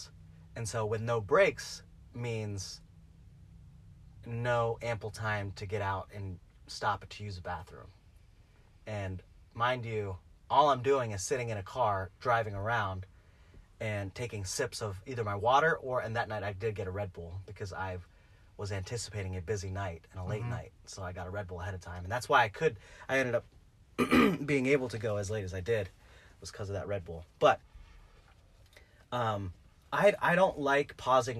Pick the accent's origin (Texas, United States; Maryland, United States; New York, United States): Maryland, United States; Salisbury; I'm from Salisbury